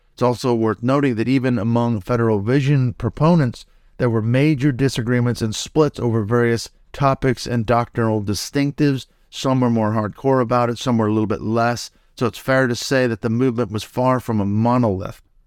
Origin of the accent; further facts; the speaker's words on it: Seattle, Washington, United States; as a kid, growing up in the Church of Christ denomination up in the Seattle, Washington area in the United States